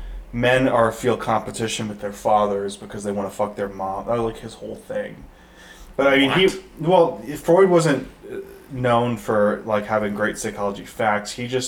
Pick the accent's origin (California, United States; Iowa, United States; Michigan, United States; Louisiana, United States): Michigan, United States; Detroit; I grew up in Detroit